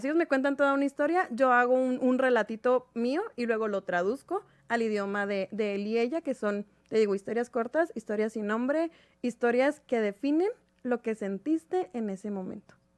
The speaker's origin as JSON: {"language": "Spanish", "country": "Mexico", "said": "somos varias de México"}